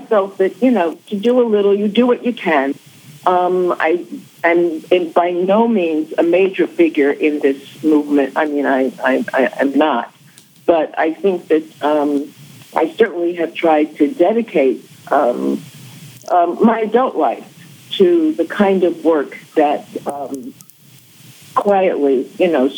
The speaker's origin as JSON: {"language": "English", "town": "New York City", "region": "New York", "country": "United States", "tie": "born or raised there", "said": "I was born in the Bronx in February 19th, actually, 1942"}